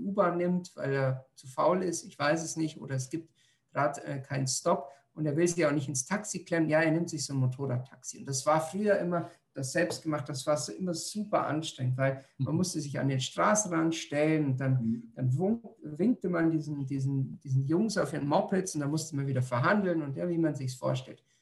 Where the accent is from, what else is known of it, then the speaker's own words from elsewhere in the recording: Germany; now in Indonesia; bei uns in Deutschland